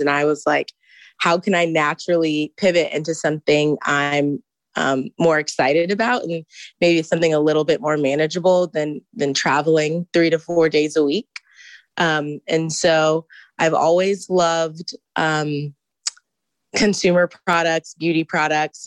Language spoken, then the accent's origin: English; Houston, Texas, United States; moved away as an adult; now in Ann Arbor, United States; I am from Houston